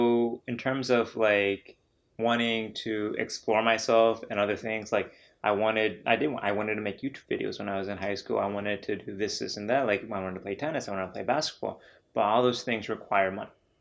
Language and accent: English; Danville, Illinois, United States; also born or lived in Iowa; I moved to Illinois, specifically Danville, Illinois, from Iowa when I was in fifth grade.